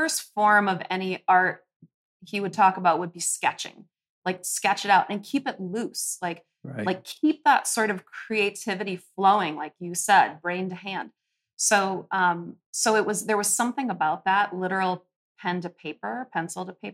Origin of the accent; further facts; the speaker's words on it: Minneapolis, Minnesota, United States; also born or lived in Colorado / Montana / California; I grew up here in Minneapolis